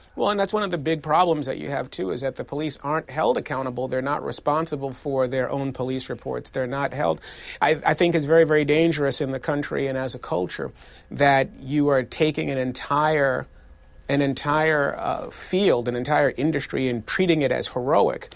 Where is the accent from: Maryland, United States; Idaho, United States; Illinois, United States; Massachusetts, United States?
Massachusetts, United States; Boston; my family made growing up in Boston